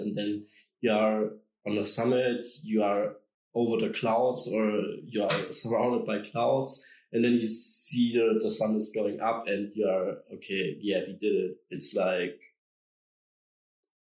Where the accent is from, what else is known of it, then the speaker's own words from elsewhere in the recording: Allgäu, Bavaria, Germany; I grew up in the Allgäu. It's in South Germany with the Alps